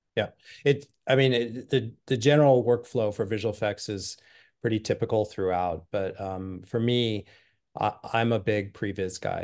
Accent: Los Angeles, California, United States; now in San Francisco Bay Area, United States; I grew up in L

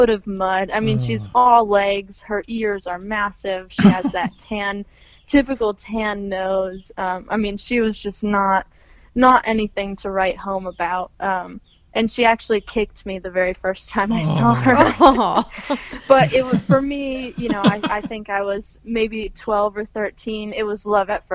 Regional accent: Olean, New York, United States; moved away as an adult; now in Chester County, Pennsylvania, United States; that's my hometown, Olean

